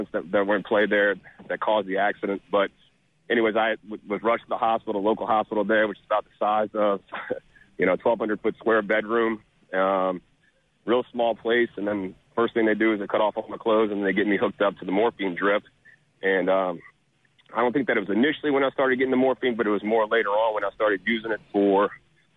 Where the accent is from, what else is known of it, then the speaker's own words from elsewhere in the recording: Covington, Louisiana, United States; also born or lived in Jackson, Mississippi; I'm actually from Louisiana. I'm from Covington, Louisiana